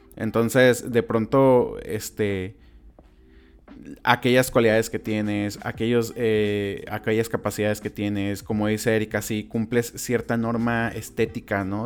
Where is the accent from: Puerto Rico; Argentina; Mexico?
Mexico; como mexicanos